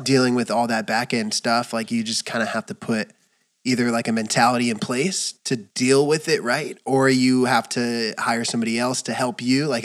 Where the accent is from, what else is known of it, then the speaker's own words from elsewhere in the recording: Southern California, United States; I'm Southern California too